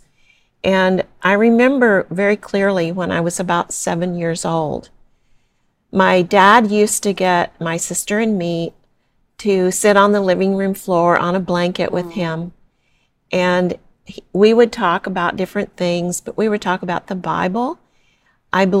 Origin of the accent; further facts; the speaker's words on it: Amarillo, Texas, United States; also born or lived in Austin, Texas / San Clemente, California; now in Orlando, United States; I was born in Amarillo, Texas, and I now live in Florida, here in Orlando